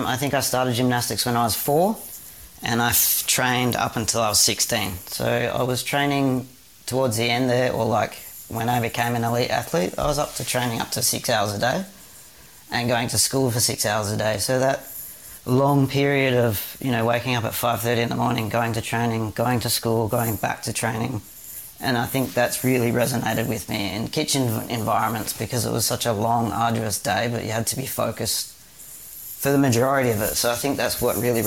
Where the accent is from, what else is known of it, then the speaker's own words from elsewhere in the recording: Perth, Western Australia, Australia; I'm a Perth boy, so I grew up in Western Australia.